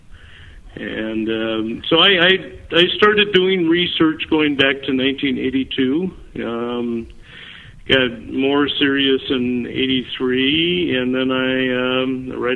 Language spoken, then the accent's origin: English; Red River Valley, eastern North Dakota, United States; moved away as an adult; now in Minnesota, United States; I grew up in North Dakota. I'm not a native Minnesotan. I grew up in the Red River Valley area, which is eastern North Dakota